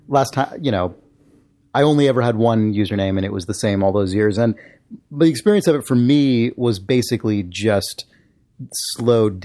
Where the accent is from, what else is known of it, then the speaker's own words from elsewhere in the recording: San Diego, California, United States; moved away; the town where I grew up in San Diego